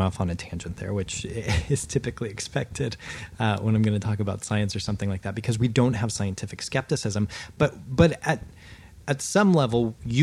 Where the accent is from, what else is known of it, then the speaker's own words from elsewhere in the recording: United States; I'm an American